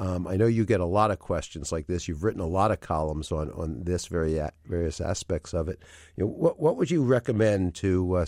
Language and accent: English; New York, United States; now in Philadelphia, United States; I grew up in Greenwich Village in New York, although I've been in Philadelphia for 40 years